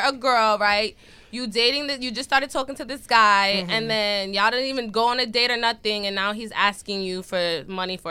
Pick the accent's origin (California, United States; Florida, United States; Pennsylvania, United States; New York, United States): New York, United States; We're from New York